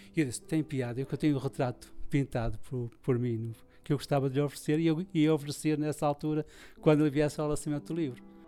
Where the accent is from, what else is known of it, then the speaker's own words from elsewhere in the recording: Porto, Norte, Portugal; sou, sou tripeiro de gema